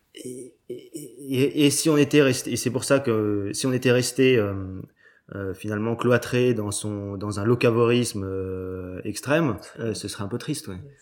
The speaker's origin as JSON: {"language": "French", "town": "Cancale", "region": "Brittany", "country": "France", "tie": "born or raised there", "said": "c'est le caillou de Cancale, parce que c'est là où j'ai grandi"}